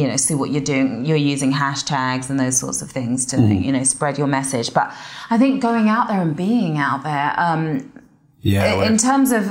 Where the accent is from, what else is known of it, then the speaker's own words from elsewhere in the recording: Watford, East of England, United Kingdom; accent: English; moved away as an adult; also born or lived in Guildford, England; now in United States; growing up in Watford